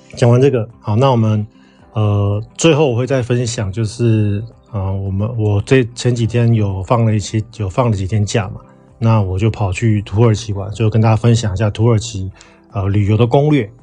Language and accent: Chinese; Taiwan; now in Kuwait; 我们台湾人去泰国其实要落地签嘛